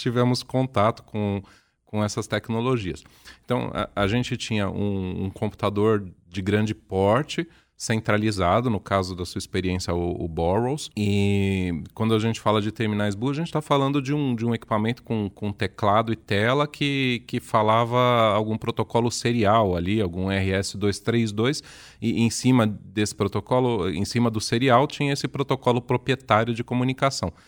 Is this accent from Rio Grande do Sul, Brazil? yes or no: no; São Paulo, Brazil; accent: paulistano; um sotaque diferente aqui do nosso sotaque paulistano